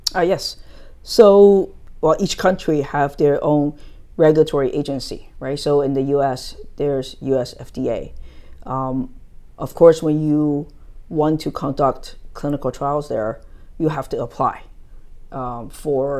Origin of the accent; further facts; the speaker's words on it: United States; moved away as an adult; also born or lived in New Jersey; now in Taiwan; I grew up in the States